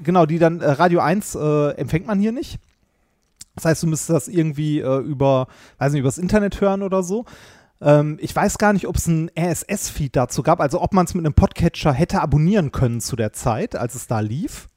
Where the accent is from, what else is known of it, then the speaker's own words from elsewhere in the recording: Ruhr area, North Rhine-Westphalia, Germany; Ich bin auch im Ruhrgebiet groß geworden